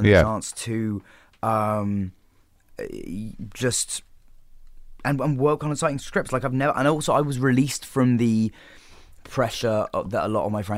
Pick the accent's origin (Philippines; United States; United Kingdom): United Kingdom; England; being English